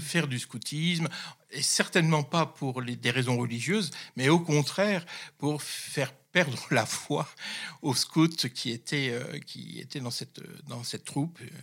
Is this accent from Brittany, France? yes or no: no; the North, Hauts-de-France, France; je suis issu du Nord, hein, je suis un, ch'ti, comme on dit